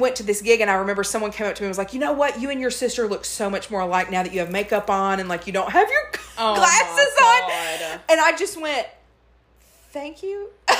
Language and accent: English; the South, United States; growing up in the South